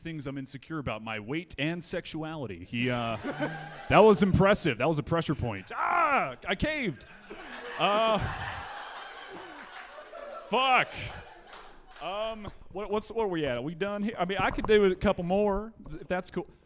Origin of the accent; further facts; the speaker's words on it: Alabama, United States; I'm from Alabama.